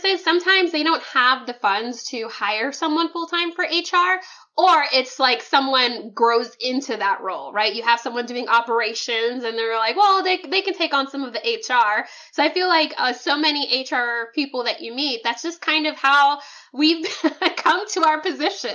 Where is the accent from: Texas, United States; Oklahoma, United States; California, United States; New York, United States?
Oklahoma, United States; now in Houston, United States; I grew up in Oklahoma